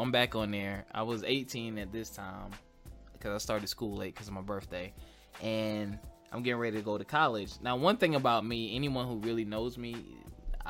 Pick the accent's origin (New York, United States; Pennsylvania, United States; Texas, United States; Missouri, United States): Pennsylvania, United States; Philadelphia; I grew up in Philly